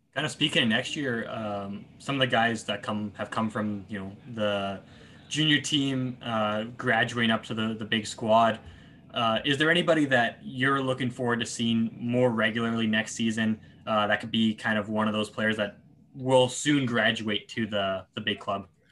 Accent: Calgary, Alberta, Canada; I'm from Calgary

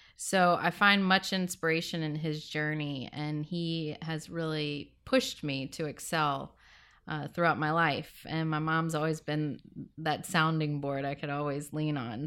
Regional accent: Louisiana, United States; moved away; I am originally from Louisiana. I grew up, uh, on the bayou.

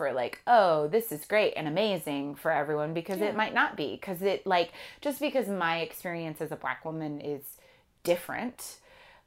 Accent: California, United States; I'm from California

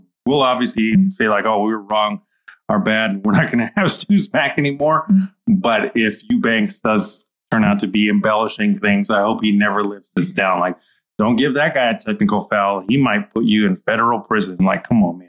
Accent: Albuquerque, New Mexico, United States; I'm from Albuquerque.

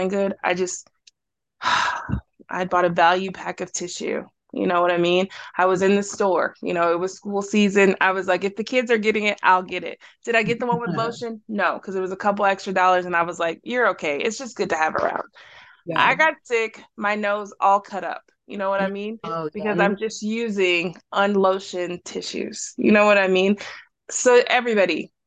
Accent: the South, United States; I am from the South

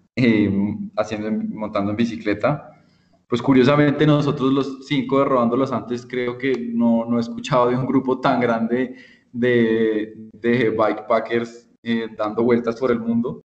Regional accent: Colombia; somos un país, pues digamos, como muy poblado

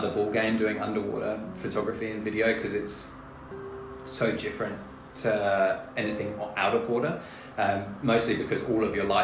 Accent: England, United Kingdom; moved away as an adult; also born or lived in Brisbane, Australia; now in Australia; I was born in Brisbane, but I um, went. My mum's English, um, so we went back to England when I was little. Okay. Um, and I did all my schooling, all my uni in England.

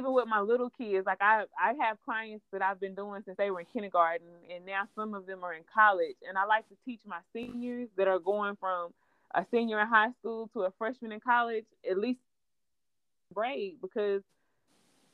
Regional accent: Clarksville, Tennessee, United States; born and raised in Clarksville. Haven't lived anywhere.

